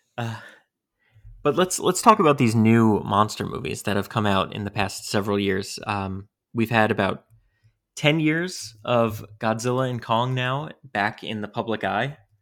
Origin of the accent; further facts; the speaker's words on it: New York, United States; Growing up in New York, too, having that connection with New York